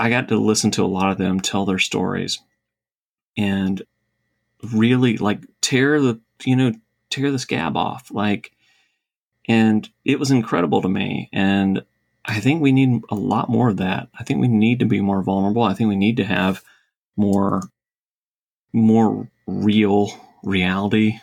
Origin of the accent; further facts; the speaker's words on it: Savannah, Georgia, United States; I'm from Savannah, live in Savannah